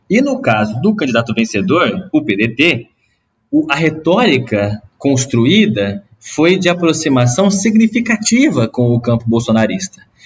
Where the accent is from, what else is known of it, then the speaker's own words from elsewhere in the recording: Ribeirão Preto, São Paulo, Brazil; accent: R puxado; eu venho do interior de São Paulo também, de um, de um lugar bem pequeno chamado Bonfim Paulista, que é distrito de Ribeirão Preto